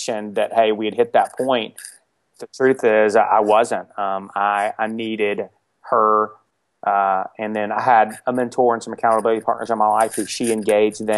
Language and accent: English; Atlanta, Georgia, United States; also born or lived in Dallas; now in Athens, United States; I grew up in Atlanta, and I grew up in a really dysfunctional home